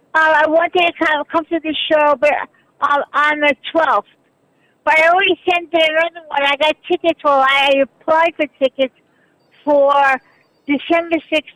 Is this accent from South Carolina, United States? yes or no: no; New York City, New York, United States; I'm a New Yorker, Manhattan.